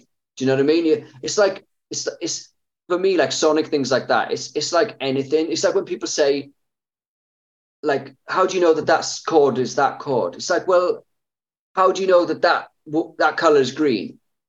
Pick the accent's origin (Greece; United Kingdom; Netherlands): United Kingdom; That's the thing with being British.